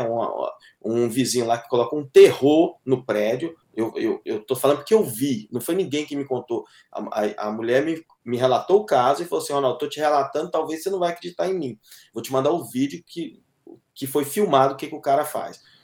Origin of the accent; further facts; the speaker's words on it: Brazil; now in Boston, United States; sou brasileiro, amo o Brasil